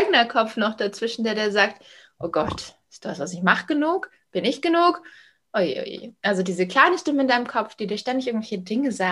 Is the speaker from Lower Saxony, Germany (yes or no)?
no; Munich suburbs, Bavaria, Germany; ich bin 34, ich komme aus dem Münchner Speckgürtel